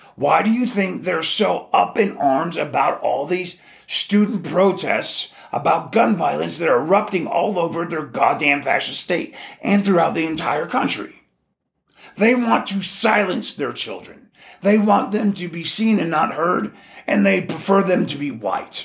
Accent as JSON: {"language": "English", "region": "Alaska", "country": "United States", "tie": "born or raised there", "also_born_or_lived": "Texas", "moved": "as an adult", "said": "growing up in Alaska, we didn't have a lot of roaches"}